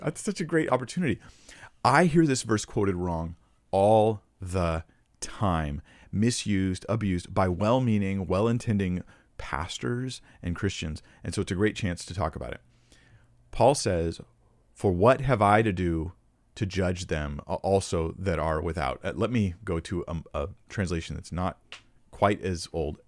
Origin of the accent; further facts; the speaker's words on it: United States; I'm American